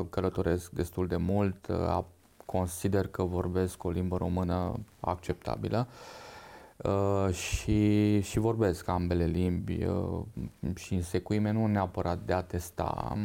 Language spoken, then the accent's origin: Romanian; Romania; first language Hungarian; Romanian is a second language; moved away as an adult; also born or lived in Baia Mare / Oradea / Zalău; now in Bucharest, Romania; Da, ă, am uh, crescut în, uh, în, în județul Satu Mare la bunicii mei, uh, în, zona CEU Silvaniei Zalău, unde și pasărea vorbea maghiară.